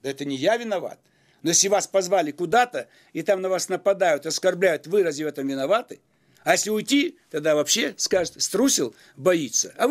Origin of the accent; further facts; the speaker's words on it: Almaty, Kazakhstan; now in Russia; Я приехал из Алматы. Вы там были когда-нибудь? Поезжайте там, поживите. Там нет больше возможности мне появляться. Это стало за границей.